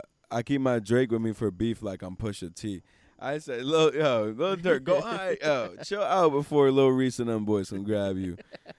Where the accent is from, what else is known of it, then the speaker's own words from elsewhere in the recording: Reading, South East England, United Kingdom; me because I'm from Reading, one of the darkest trenches.